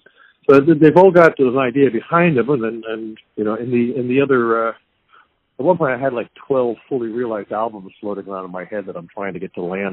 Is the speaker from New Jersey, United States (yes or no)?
yes; New Jersey, United States; New Jersey.